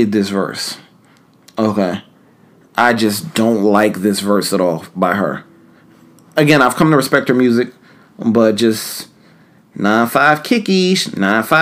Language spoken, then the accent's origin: English; New York City, New York, United States; moved away; Harlem, where I'm from originally.